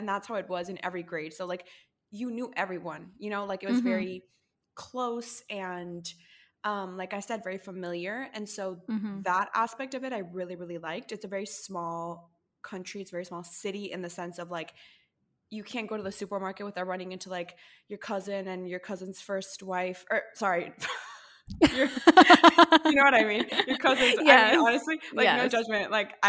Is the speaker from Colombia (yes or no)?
no; Costa Rica; moved away as an adult; I was born and raised in Costa Rica and lived there until I was like 19.